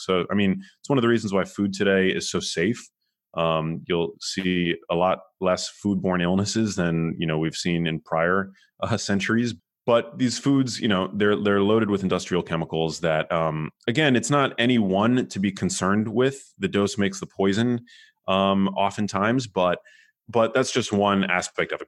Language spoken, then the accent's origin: English; New York City, New York, United States; now in Los Angeles, United States; I grew up in New York City. I live in Los Angeles now.